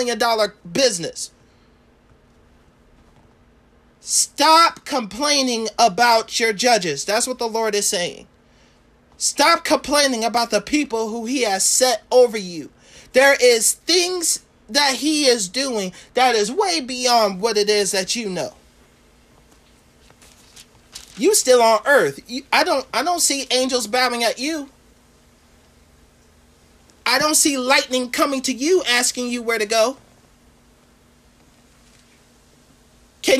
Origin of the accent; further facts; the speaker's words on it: Florida, United States; I was born in Florida.